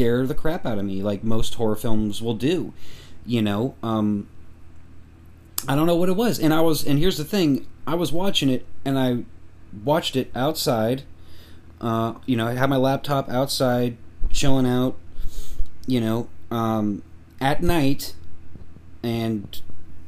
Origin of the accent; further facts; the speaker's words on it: Missouri, United States; I'm from Missouri